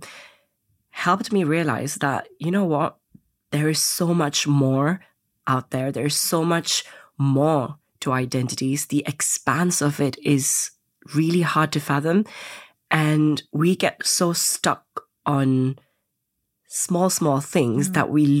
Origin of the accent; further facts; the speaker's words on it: India; also born or lived in Indonesia; growing up in Indonesia and India, there weren't that many role models that I could look up